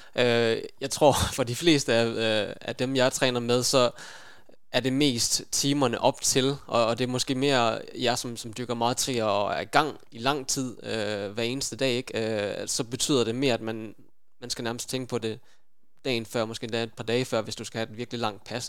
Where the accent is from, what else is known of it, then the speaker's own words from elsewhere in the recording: Aarhus, Central Denmark Region, Denmark; jeg er født og opvokset i Aarhus